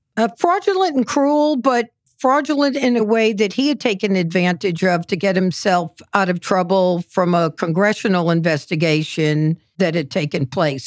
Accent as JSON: {"language": "English", "region": "New York", "country": "United States", "said": "as a New Yorker"}